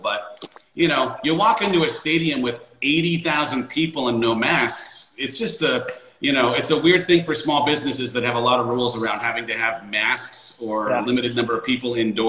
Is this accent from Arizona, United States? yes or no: yes; Arizona, United States; We're from Arizona here, so there's a little rivalry.